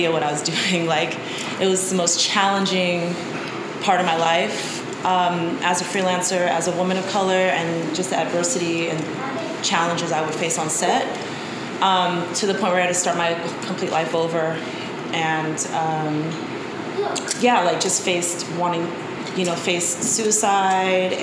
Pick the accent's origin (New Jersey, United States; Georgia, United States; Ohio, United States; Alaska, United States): Alaska, United States; Anchorage; moved away; I'm from Anchorage, Alaska, originally, but my father is from East Oakland. He's African American, and my mom is from Japan, and they met in Alaska. So growing up in Alaska